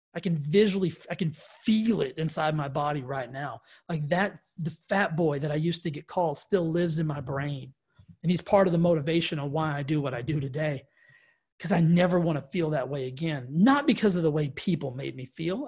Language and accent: English; West Texas, United States; I grew up in Texas, West Texas